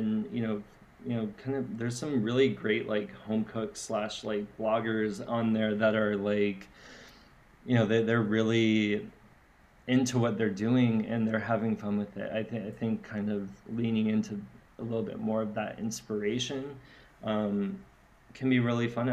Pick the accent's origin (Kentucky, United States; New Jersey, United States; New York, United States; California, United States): California, United States; San Diego; I'm from San Diego